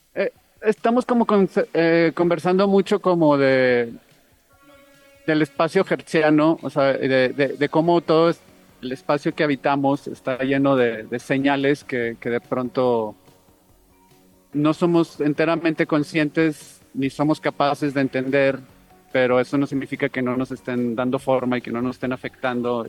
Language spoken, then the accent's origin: Spanish; Monterrey, Nuevo León, Mexico; yo soy de Monterrey